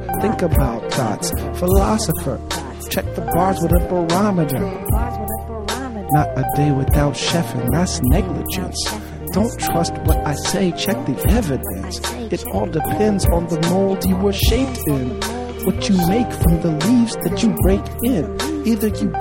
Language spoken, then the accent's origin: English; Pasadena, California, United States; I'm from Pasadena